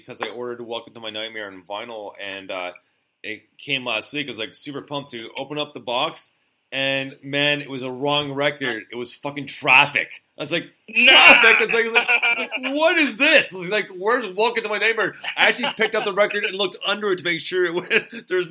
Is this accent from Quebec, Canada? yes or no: yes; Montreal, Quebec, Canada; I was born and raised in Montreal, which is in the province of Quebec